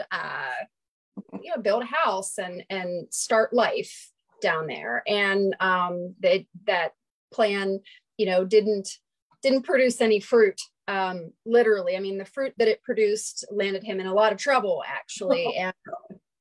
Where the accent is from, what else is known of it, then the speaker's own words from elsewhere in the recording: Doddridge County, West Virginia, United States; also born or lived in Ohio; I was born in Ohio and then, didn't live there long, and we moved to very, very remote West Virginia, Doddridge County, West Virginia.